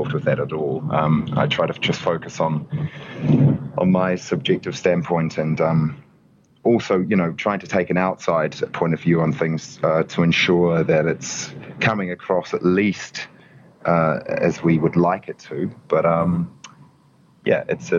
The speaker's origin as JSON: {"language": "English", "country": "New Zealand", "tie": "born or raised there", "accent": "Kiwi", "moved": "yes", "said": "I grew up in New Zealand"}